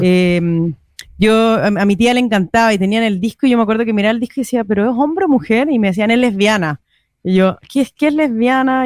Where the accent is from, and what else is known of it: Chile; now in Madrid, Spain